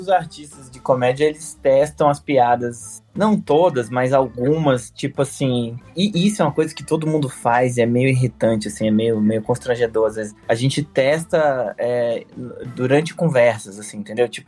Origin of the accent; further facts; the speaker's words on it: Brasília, Federal District, Brazil; born there; also born or lived in Curitiba; E depois, quando eu mudei para Curitiba, eu, eu, nasci em Brasília